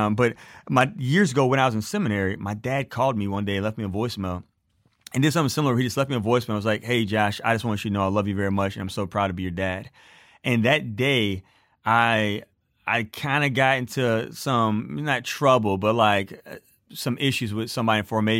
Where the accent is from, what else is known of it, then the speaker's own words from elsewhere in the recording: Beaumont, Texas, United States; now in Colorado, United States; By the way, I live in Colorado, but I was born and raised in Beaumont, Texas.